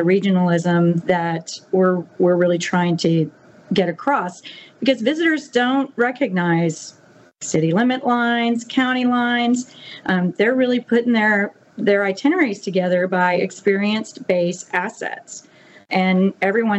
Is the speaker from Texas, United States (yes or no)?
yes; the Hill Country, Central Texas, United States; moved away as an adult; now in Mississippi Gulf Coast, United States; I came from Central Texas, the Hill Country, and our community had dealt with some pretty severe natural disasters as well